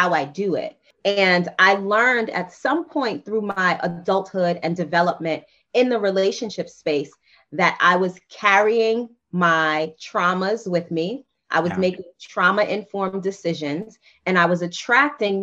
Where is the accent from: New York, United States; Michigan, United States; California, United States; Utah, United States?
New York, United States; New York City; I am a Black girl from Queens who grew up in the crack era, 80s and 90s